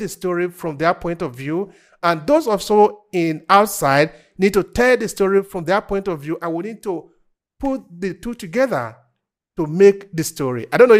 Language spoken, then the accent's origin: English; Edo, Nigeria; I'm coming from Edo State in the south of Nigeria.